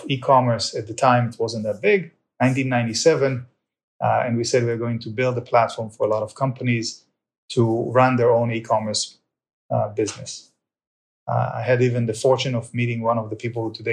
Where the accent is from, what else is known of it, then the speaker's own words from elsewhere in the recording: Israel; now in United States; I was born in Israel. Can't get rid of the accent.